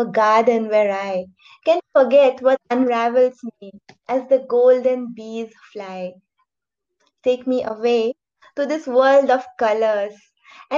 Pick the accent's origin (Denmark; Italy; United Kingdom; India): India; Jorhat, Assam; moved away as an adult; now in Silchar, India; I'm currently working in Silchar, but I was born and brought up in another place in Assam. It's called Jorhat